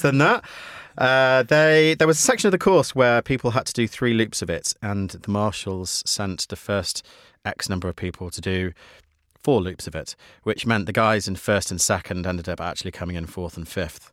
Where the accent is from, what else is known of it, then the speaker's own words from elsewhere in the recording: United Kingdom; as a Brit